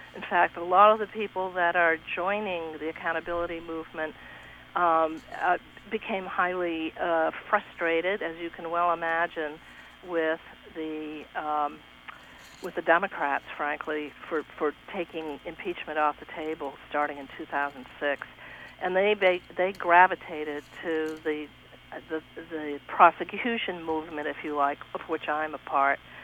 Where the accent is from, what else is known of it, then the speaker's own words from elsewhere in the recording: Vermont, United States; I come from Vermont, which is a great state.